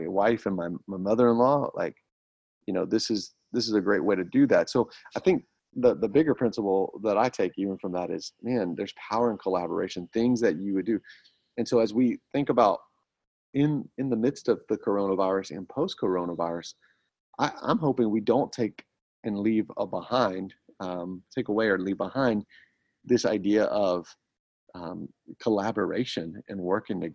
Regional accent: Atlanta, Georgia, United States; now in Pennsylvania, United States; I'm from Atlanta

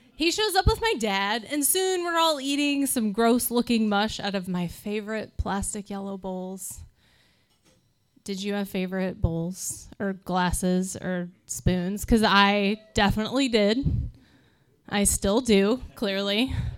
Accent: Midwest, United States; we are from the Midwest

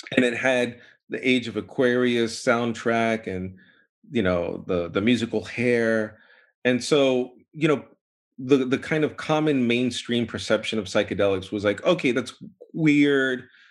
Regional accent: New York, United States; also born or lived in Boston; I was born in New York

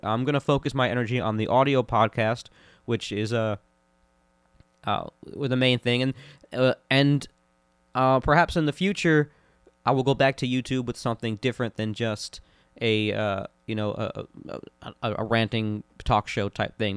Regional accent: Orlando, Florida, United States; growing up in Orlando, Florida

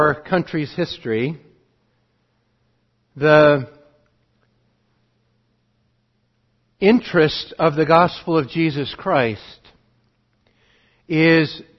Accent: Montana, United States; also born or lived in Montgomery, Alabama; Spent the rest of my growing up in Montana

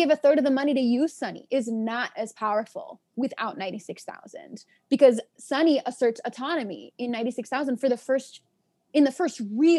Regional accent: New York City, New York, United States; I was born and raised in Washington Heights. My parents live in the same apartment that they've lived in since the 80s

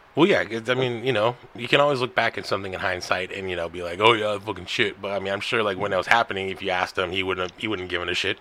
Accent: United States; I'm American.

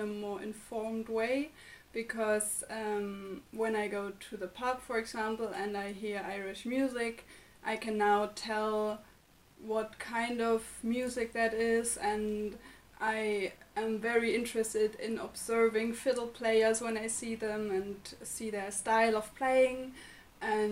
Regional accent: Germany; moved away as an adult; now in Limerick, Ireland; from Germany

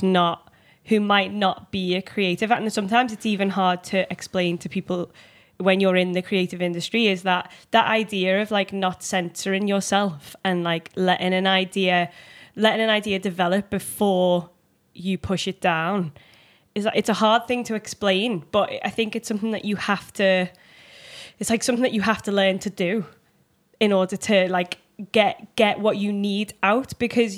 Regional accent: Liverpool, North West England, United Kingdom; accent: Liverpool

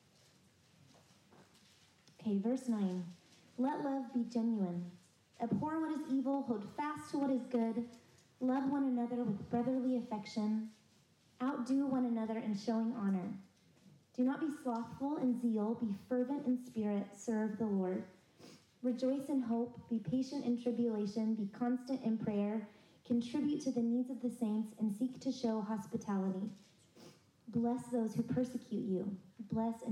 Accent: San Antonio, Texas, United States; moved away as an adult; now in South Carolina, United States; I'm a transplant to South Carolina. I grew up mostly in San Antonio, Texas, where I went to school

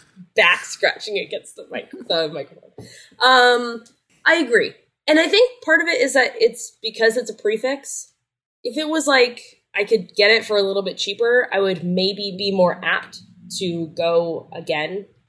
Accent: California, United States; I'm from California.

